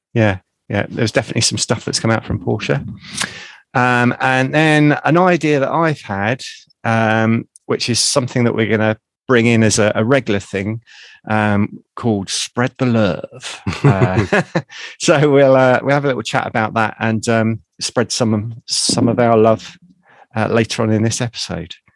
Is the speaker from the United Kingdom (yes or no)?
yes; United Kingdom; accent: south of London; my dulcet tones from the south of London